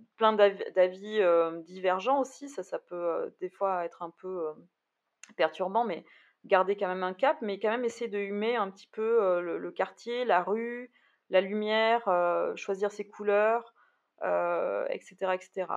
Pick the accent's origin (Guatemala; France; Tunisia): France; Bordeaux, Nouvelle-Aquitaine; je suis bordelaise